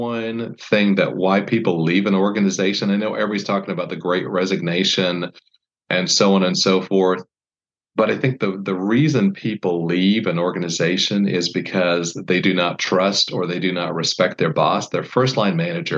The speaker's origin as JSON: {"language": "English", "country": "Canada", "tie": "born or raised there", "moved": "as an adult", "said": "I grew up in Canada. I was there from when I was 7 till I was 19"}